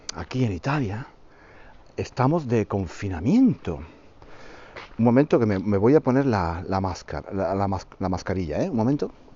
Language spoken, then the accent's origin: Spanish; Spain; hablamos mal los españoles